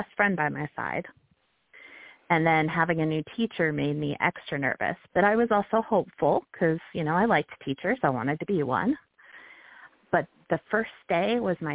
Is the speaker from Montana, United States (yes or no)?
yes; Billings, Montana, United States; I grew up in Billings, Montana